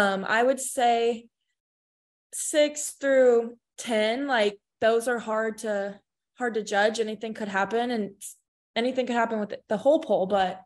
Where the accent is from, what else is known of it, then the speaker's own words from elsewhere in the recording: Texas, United States; moved away as an adult; also born or lived in Florida; I'm from Texas originally, so it's good to be back in my home state this year